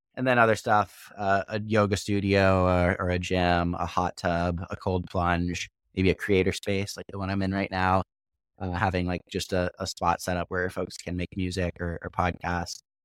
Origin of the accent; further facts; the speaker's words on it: Missouri, United States; moved away; also born or lived in Austria; I was born in Missouri